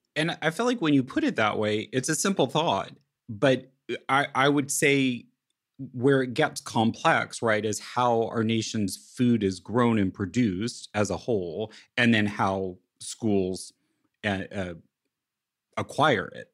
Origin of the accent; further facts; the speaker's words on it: Great Plains, United States; moved away; also born or lived in Italy; I was brought up in the Great Plains